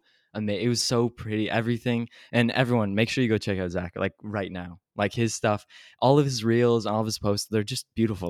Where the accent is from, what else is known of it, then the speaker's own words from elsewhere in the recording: Ottawa, Ontario, Canada; I'm also from Canada. I'm from Ottawa